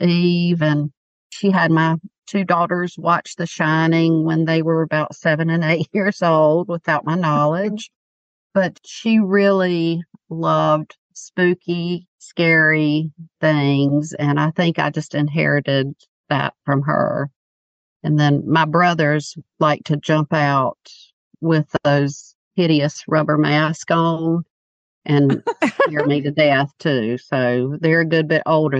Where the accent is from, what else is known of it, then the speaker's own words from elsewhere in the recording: Mount Holly, North Carolina, United States; moved away as an adult; now in Wake Forest, United States; I grew up outside of Charlotte, North Carolina, but we've been here for 25 years